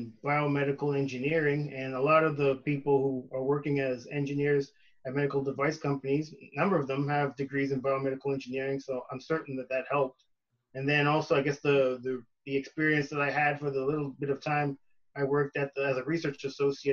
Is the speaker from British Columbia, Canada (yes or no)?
no; Brampton, Ontario, Canada; moved away as an adult; now in California, United States; So I'm originally from Canada. I'm from a city called Brampton. It's a suburb of Toronto.